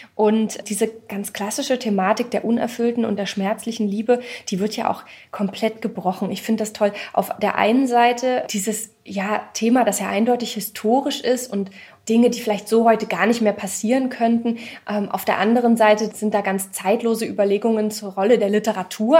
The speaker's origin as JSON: {"language": "German", "town": "Ilmenau", "region": "Thuringia", "country": "Germany", "tie": "born or raised there", "said": "ich komme aus Ilmenau, ich bin dort geboren"}